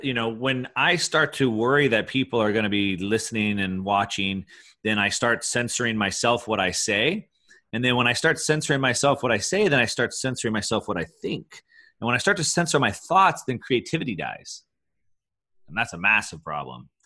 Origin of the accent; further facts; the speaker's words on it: Texas, United States; moved away; I grew up in Texas